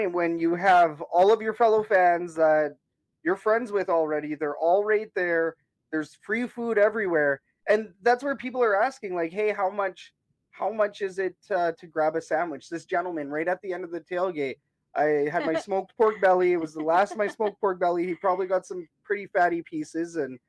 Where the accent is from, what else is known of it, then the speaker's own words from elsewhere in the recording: Canada; And that's how out of touch we are as Canadian sports fans